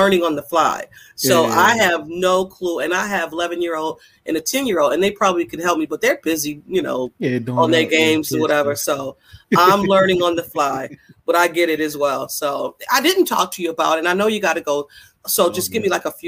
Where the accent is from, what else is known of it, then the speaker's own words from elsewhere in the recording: Niagara Falls, New York, United States; now in Buffalo, United States; I'm from Niagara Falls, but I moved to Buffalo